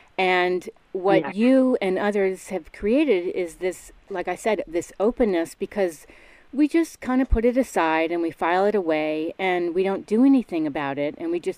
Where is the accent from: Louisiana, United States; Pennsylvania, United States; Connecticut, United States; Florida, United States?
Connecticut, United States; Stamford; also born or lived in New York; I'm from the East Coast, by the way, too. I grew up in Stamford, Connecticut, in New York.